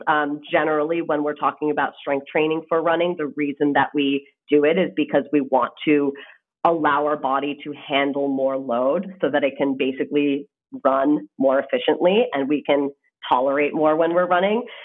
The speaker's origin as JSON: {"language": "English", "country": "Canada", "moved": "as an adult", "lives_now": "United States", "said": "I am actually Canadian. So, I come from across the border. Um, and the reason I came to the States is actually because I played tennis in college"}